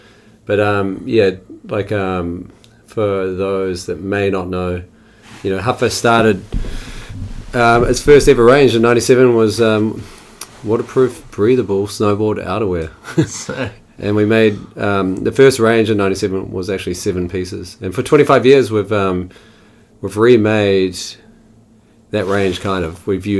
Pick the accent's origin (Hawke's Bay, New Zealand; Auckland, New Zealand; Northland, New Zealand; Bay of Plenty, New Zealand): Hawke's Bay, New Zealand; Havelock North; also born or lived in Christchurch; Born in Christchurch. Moved out of there when I was 8. Moved with my family, went to the Hawke's Bay. Then a place called Havelock North